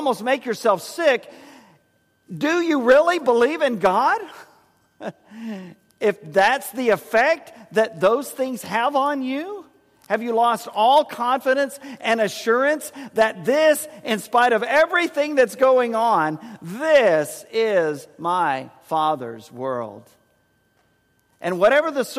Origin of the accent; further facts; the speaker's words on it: San Antonio, Texas, United States; In our house growing up in San Antonio